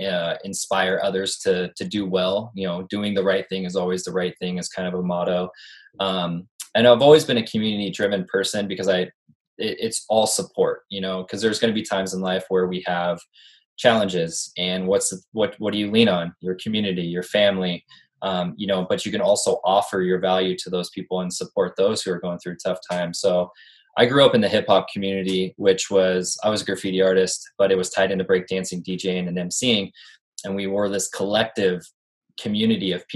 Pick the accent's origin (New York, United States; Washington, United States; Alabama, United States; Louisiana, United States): Washington, United States; Tacoma; I'm from Tacoma, Washington.